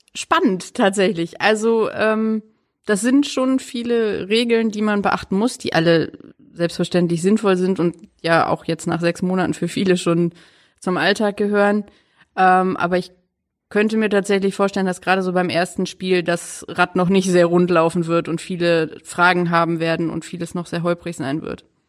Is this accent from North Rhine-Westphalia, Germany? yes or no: yes; Duisburg, North Rhine-Westphalia, Germany; moved away as an adult; also born or lived in Stuttgart; now in Flensburg, Germany; Ich komme äh, gebürtig aus Duisburg, also tiefster Pott eigentlich